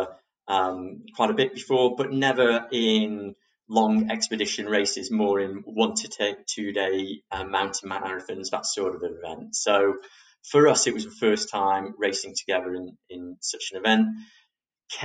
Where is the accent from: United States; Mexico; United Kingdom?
United Kingdom; England; we're fair English roses who aren't really used to such extreme sun